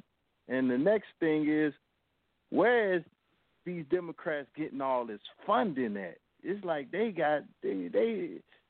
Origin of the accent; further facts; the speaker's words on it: North Carolina, United States; I'm from North Carolina. I'm actually probably like 10 to 15 minutes from the place that you said, Kannapolis, North Carolina.